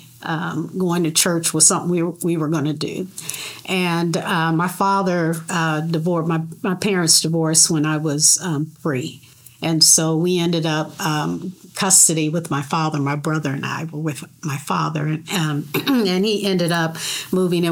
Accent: Detroit, Michigan, United States; moved away; at Conant Avenue in Detroit is where I grew up in Detroit.

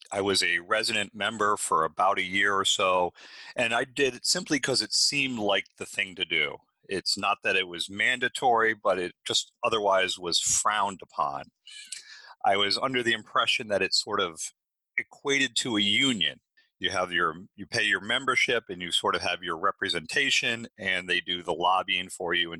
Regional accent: Miami, Florida, United States; I grew up in Miami

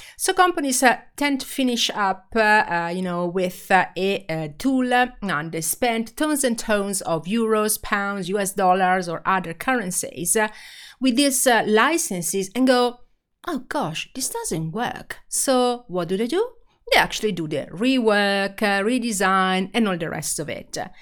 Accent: Italy; accent: Italian; English is a second language; I am Italian, as you can hear from my accent

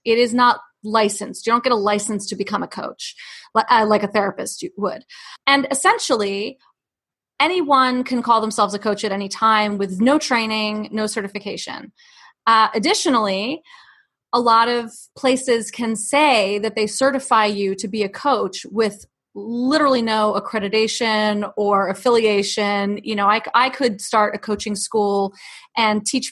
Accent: New York City, New York, United States; I grew up in New York City

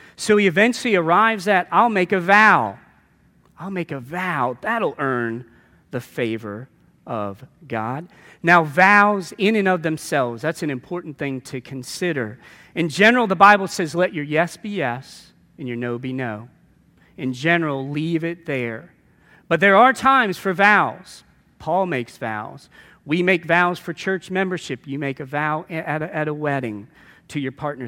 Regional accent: New Orleans, Louisiana, United States; a very, uh, Roman Catholic background growing up in New Orleans

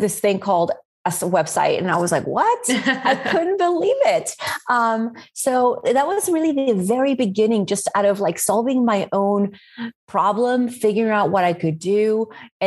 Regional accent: Spain; now in New Orleans, United States; I was born and raised in Spain.

